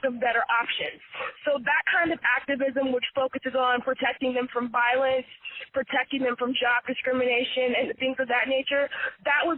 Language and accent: English; San Francisco Bay Area, California, United States; I'm a California native, born and raised in the San Francisco Bay Area